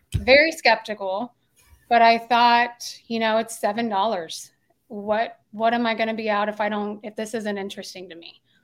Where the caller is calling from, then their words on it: Tulsa, Oklahoma, United States; I'm calling in from Tulsa, Oklahoma